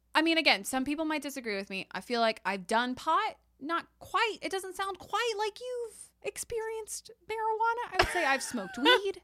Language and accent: English; Texas, United States; I'm a Texan